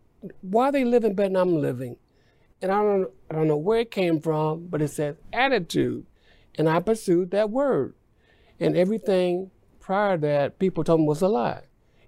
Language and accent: English; Indianapolis, Indiana, United States; moved away as an adult; now in Texas, United States; Well, I'm originally from Indianapolis, Indiana. I came here in 1985 from Indianapolis. I was transferred here with my job with General Motors.